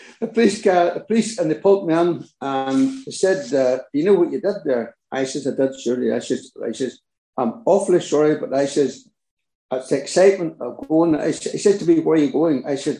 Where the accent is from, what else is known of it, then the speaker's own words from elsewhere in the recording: Ballymoney, Northern Ireland, United Kingdom; now in Garvagh, United Kingdom; I'm originally from Ballymoney, County Antrim